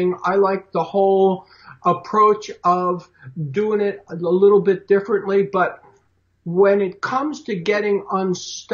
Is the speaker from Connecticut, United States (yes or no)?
no; Philadelphia, Pennsylvania, United States; I was born and raised in Philly